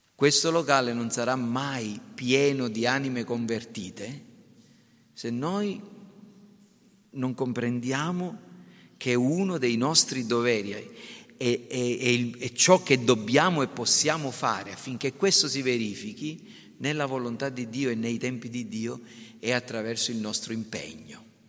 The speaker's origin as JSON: {"language": "Italian", "region": "Sicily", "country": "Italy", "said": "io sono italiano, sono siciliano"}